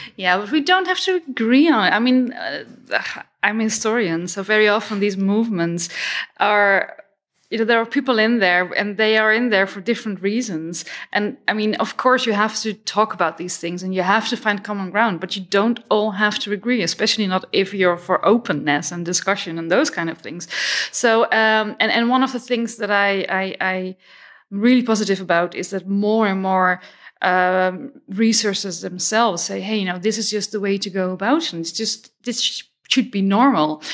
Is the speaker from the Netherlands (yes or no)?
yes; Netherlands; I'm from the Netherlands